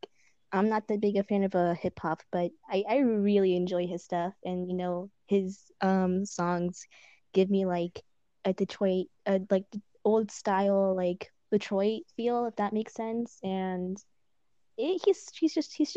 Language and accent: English; Mexico; English is a second language; moved away; I love my country, and I love my city